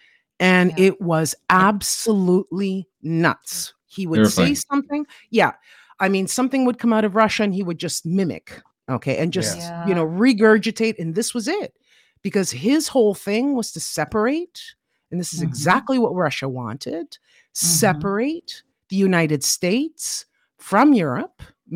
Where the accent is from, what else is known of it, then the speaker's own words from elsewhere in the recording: Toronto, Ontario, Canada; now in Siena, Italy; I'm from Toronto, Canada, originally. I was born there.